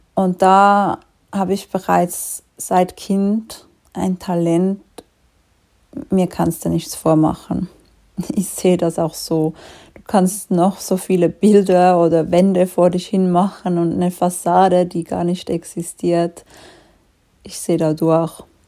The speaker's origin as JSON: {"language": "German", "country": "Switzerland", "said": "wie du vielleicht schon ein bisschen raushörst, ich komme aus der Schweiz"}